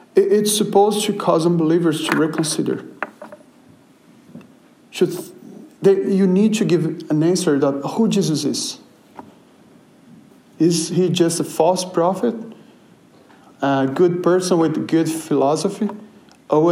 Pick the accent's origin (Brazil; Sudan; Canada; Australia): Brazil; moved away; I'm from Brazil